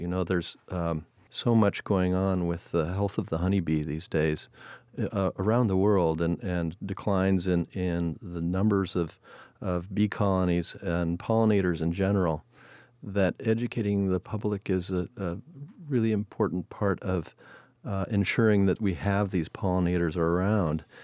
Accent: Seattle, Washington, United States; also born or lived in Chicago, Illinois / Point Reyes, California; moved us from Chicago to Seattle when I was seven. Uh, living in Seattle, I had the opportunity to grow up in the natural environment

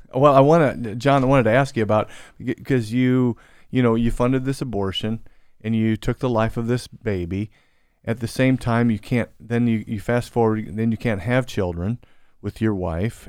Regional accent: Central Illinois, United States; now in Louisville, United States; my hometown area in Central Illinois

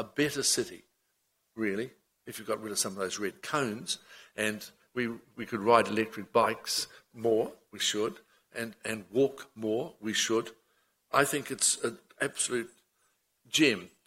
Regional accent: Auckland, New Zealand; I was born in Ponsonby and moved west, of which I found such an irresistible urge to be a Westie

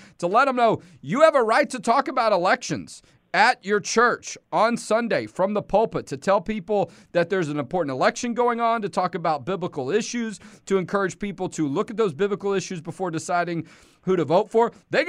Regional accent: Houston, Texas, United States; moved away; I grew up in Houston

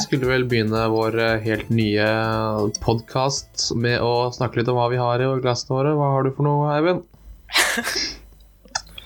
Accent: Porsgrunn, Telemark, Norway; moved away as an adult; also born or lived in Oslo; now in Bergen, Norway; Vokst opp i, eh, på Grønli, som er den fine delen av Porsgrunn.

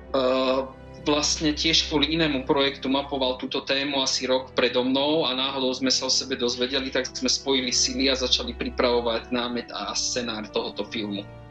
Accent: central Slovakia, Slovakia; now in Bratislava, Slovakia; ja som síce zo stredného Slovenska

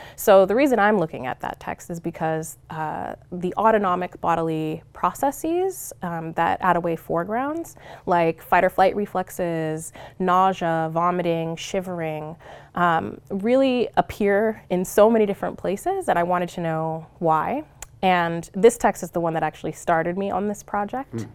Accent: Long Beach, California, United States; moved away as an adult; also born or lived in Cerritos, California; now in Oregon, United States; I'm originally from Southern California. I split my time between Long Beach and Cerritos, California

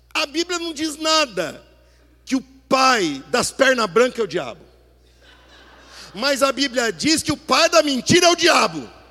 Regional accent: Brazil; nós nos portamos como brasileiros

